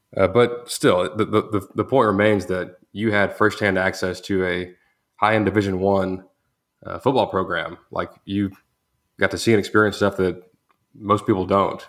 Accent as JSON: {"language": "English", "town": "Groesbeck", "region": "Texas", "country": "United States", "said": "I'm from Gross Beck, Texas"}